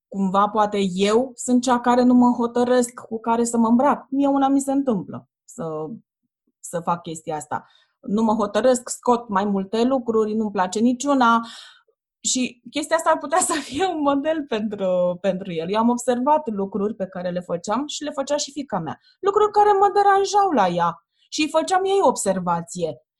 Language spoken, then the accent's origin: Romanian; Ploiești, Prahova, Romania; eu sunt din Ploiești și am făcut naveta asta zilnic